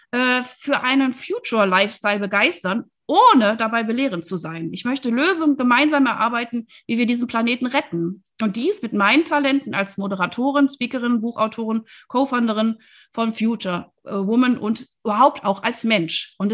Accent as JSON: {"language": "German", "town": "Wuppertal", "region": "North Rhine-Westphalia", "country": "Germany", "lives_now": "Berlin, Germany", "said": "also Kölnerin bin ich ja nicht, bin ja aus Wuppertal, ist ja der Vorort von Köln."}